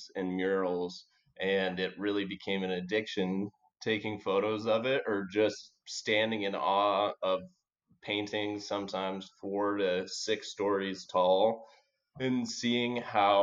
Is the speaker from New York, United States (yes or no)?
no; Portland, Oregon, United States; moved away as an adult; also born or lived in Bogota, Colombia; I grew up in Portland, Oregon, where there's just so much greenery